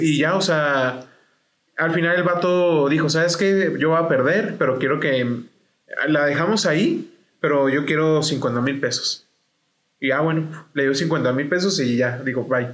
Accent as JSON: {"language": "Spanish", "country": "Mexico", "said": "como mexicanos"}